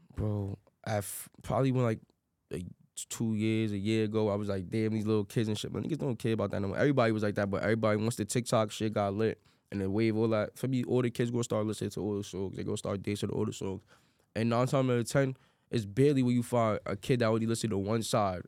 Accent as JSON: {"language": "English", "town": "New York City", "region": "New York", "country": "United States", "tie": "born or raised there", "said": "Grew up in the Bronx"}